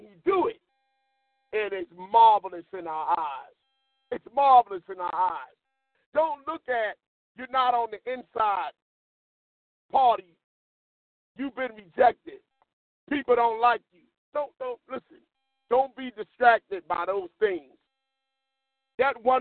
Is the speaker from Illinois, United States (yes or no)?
no; Philadelphia, Pennsylvania, United States; growing up in West Philly